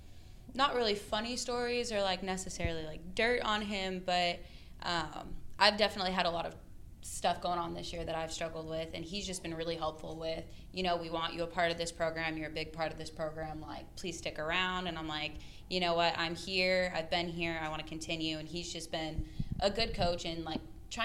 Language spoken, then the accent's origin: English; Arizona, United States; now in Shreveport, United States; I'm from Arizona